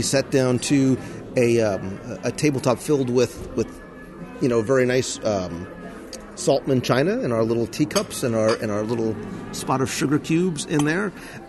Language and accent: English; New Jersey, United States; I'm from Jersey